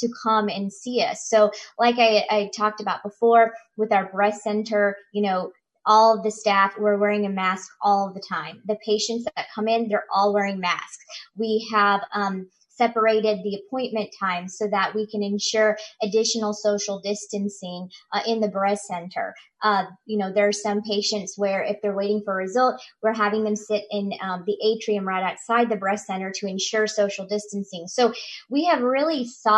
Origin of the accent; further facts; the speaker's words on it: Chillicothe, Missouri, United States; moved away; I'm originally from Chillicothe, Missouri